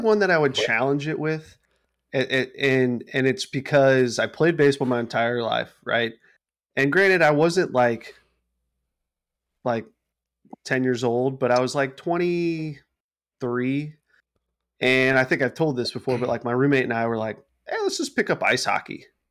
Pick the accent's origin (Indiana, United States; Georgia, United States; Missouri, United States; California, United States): Missouri, United States; St. Louis; Saint Louis guy from my hometown